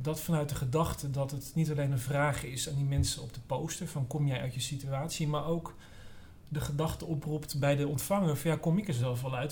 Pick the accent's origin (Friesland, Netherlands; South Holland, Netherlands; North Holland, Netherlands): North Holland, Netherlands; Amsterdam; ik kom uit Amsterdam Noord